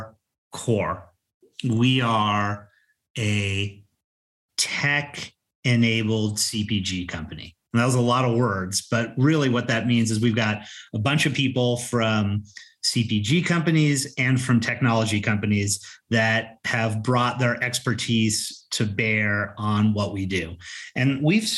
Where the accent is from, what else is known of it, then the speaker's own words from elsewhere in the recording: Colorado, United States; I'm from Colorado